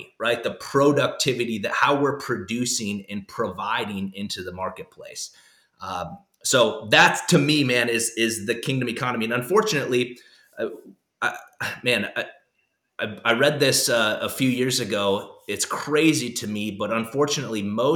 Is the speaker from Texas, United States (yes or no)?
no; South Dakota, United States; I grew up in South Dakota